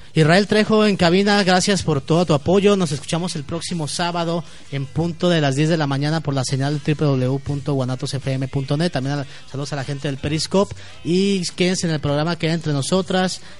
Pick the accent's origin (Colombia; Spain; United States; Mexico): Mexico; Guadalajara, Jalisco; hablo por mí, por todos los tapatíos